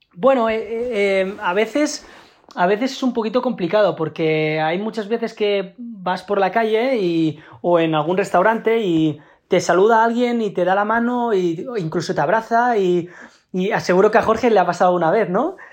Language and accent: Spanish; Spain; como somos los latinos, los, los españoles